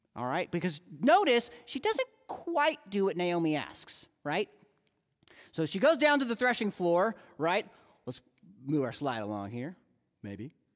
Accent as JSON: {"language": "English", "country": "United States", "said": "we American evangelicals"}